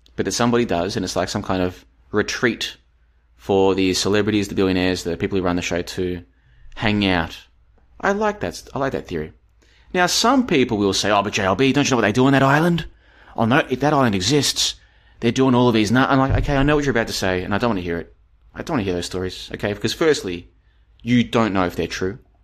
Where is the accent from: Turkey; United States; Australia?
Australia; moved away; I am an Australian, of course. I used to live there